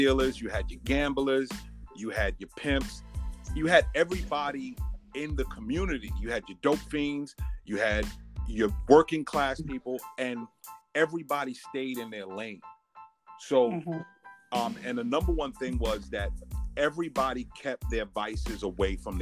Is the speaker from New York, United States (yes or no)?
yes; New York City, New York, United States; also born or lived in Tunapuna, Trinidad and Tobago; I was born in Trinidad, but I have Bedford-Stuyvesant residency from day one. So I'm like a native Bedford-Stuyvesant person that was born on the island of Trinidad